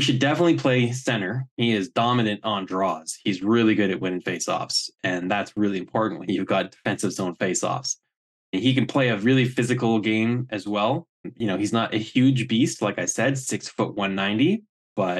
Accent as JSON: {"language": "English", "country": "Canada", "said": "I'm Canadian."}